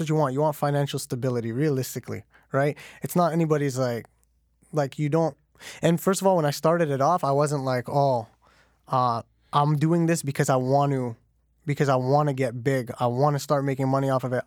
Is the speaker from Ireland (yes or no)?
no; Canada; born and raised in Canada